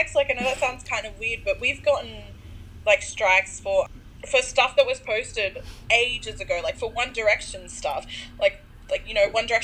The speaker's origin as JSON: {"language": "English", "country": "Australia", "also_born_or_lived": "Sydney", "said": "I'm Australian"}